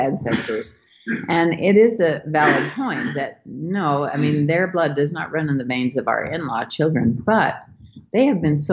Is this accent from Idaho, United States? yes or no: yes; Idaho, United States; Montclair, Idaho, which is my hometown